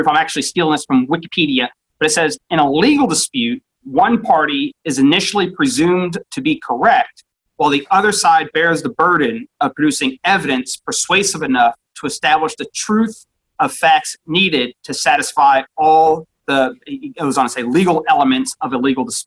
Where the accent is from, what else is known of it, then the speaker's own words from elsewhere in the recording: outside of Cleveland, Ohio, United States; moved away; growing up outside of Cleveland